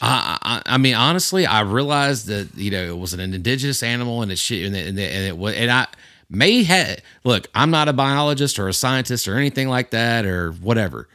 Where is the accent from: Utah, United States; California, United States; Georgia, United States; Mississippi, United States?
Georgia, United States; Houston County; this is my home. This is where I grew up. I grew up hunting in Houston County.